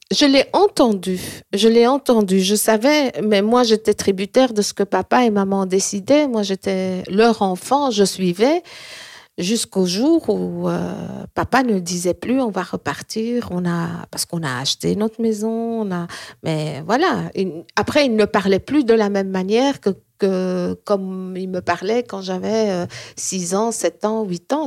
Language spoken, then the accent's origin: French; Belgium; also born or lived in Morocco; mon vrai pays, c'est la Belgique, parce que c'est ici où j'ai été bercée, où j'ai ouvert mes yeux. Même si je suis arrivée à l'âge d'un an et demi